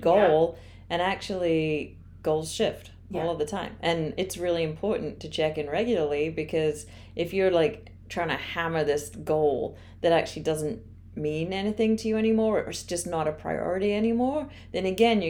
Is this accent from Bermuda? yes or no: no; England, United Kingdom; moved away as an adult; I'm from England.